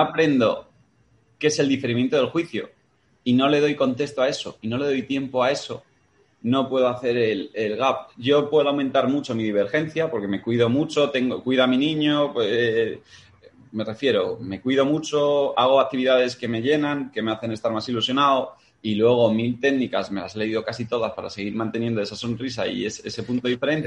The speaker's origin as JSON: {"language": "Spanish", "town": "Madrid", "region": "Community of Madrid", "country": "Spain", "also_born_or_lived": "Matapozuelos", "said": "madrileño, 33"}